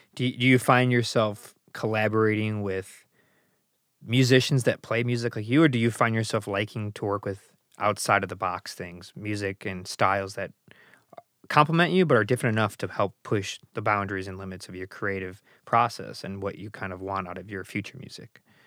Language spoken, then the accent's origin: English; Chicago, Illinois, United States; being an American, born and raised in Chicago